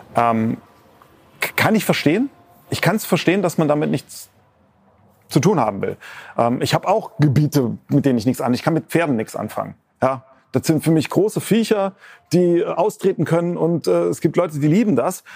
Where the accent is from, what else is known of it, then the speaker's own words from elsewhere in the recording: near Mainz, Rhineland-Palatinate, Germany; ich bin ja in der Nähe von Mainz aufgewachsen